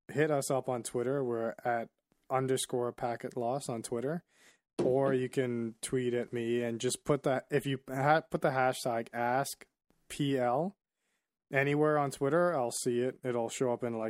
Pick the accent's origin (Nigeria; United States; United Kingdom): Nigeria; I'm Nigerian